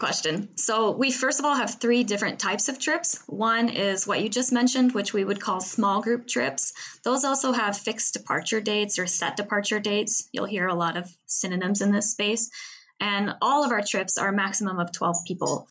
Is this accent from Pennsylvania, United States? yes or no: no; Seattle, Washington, United States; moved away as an adult; now in Paris, France; I'm from Seattle